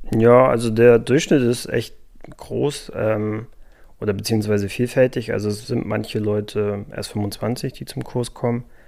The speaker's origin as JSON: {"language": "German", "region": "Schleswig-Holstein", "country": "Germany", "said": "ich komme eigentlich aus Schleswig-Holstein"}